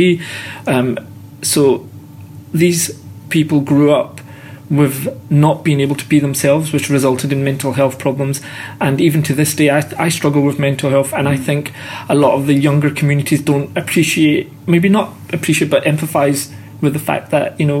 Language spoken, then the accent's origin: English; Scotland, United Kingdom; born and brought up in Scotland